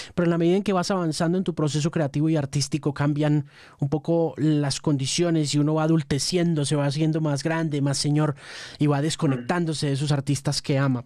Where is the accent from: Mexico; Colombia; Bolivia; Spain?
Colombia; yo soy periodista colombiano